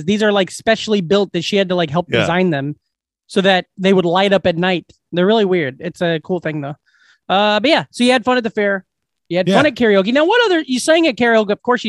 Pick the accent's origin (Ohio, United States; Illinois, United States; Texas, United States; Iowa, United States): Iowa, United States; Glenwood; I go to my hometown. I go to Glenwood.